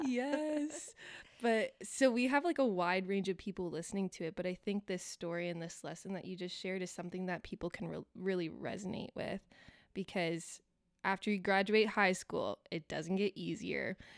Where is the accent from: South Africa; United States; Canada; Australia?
Canada; Elmira, Ontario; I grew up in Elmira